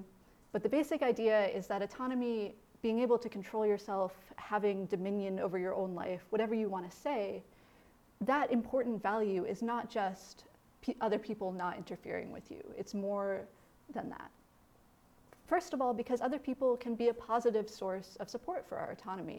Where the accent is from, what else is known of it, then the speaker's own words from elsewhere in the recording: Indiana, United States; moved away; growing up in Midwestern Indiana